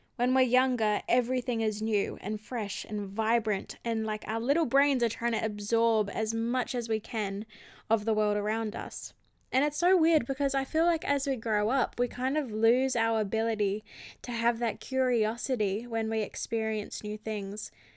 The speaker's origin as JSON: {"language": "English", "country": "Australia", "tie": "born or raised there", "said": "I grew up in Australia"}